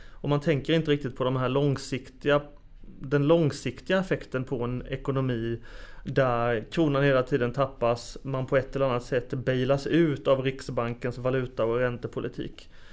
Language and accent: Swedish; Småland, Sweden; moved away; Jag som smålänning kommer ihåg just 1919 för det var då Tranås blev stad